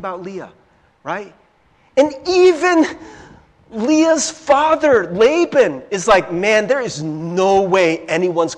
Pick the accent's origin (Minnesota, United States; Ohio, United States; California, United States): Ohio, United States; Cincinnati; I grew up in Cincinnati, Ohio